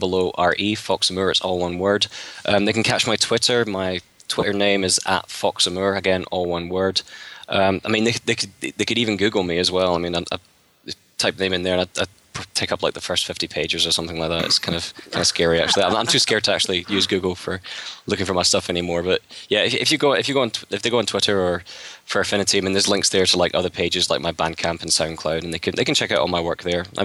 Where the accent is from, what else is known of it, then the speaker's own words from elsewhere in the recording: Scotland, United Kingdom; being a Scotsman